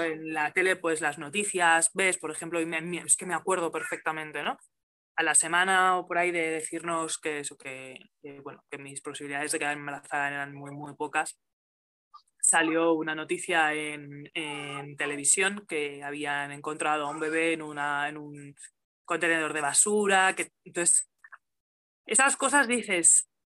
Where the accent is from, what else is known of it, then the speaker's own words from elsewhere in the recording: Valencian Community, Spain; moved away as an adult; now in El Molar, Spain; soy, soy valenciana, sí, de la Terreta